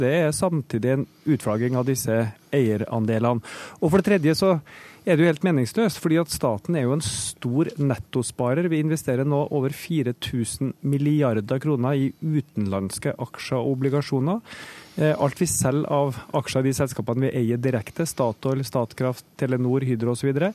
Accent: Trondheim, Trøndelag, Norway; min hjemby Trondheim

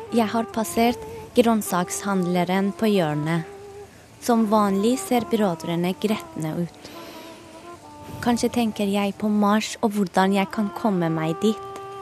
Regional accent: Tehran, Tehran Province, Iran; moved away as an adult; now in Norway; Da jeg var barn i Teheran på 80-tallet

